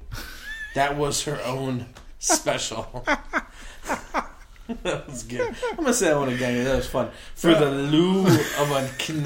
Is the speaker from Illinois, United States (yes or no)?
yes; Chicago, Illinois, United States; I'm from Chicago